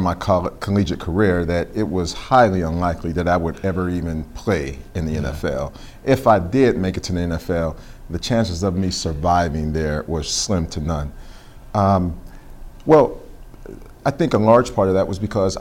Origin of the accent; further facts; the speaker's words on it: Pittsburgh, Pennsylvania, United States; growing up there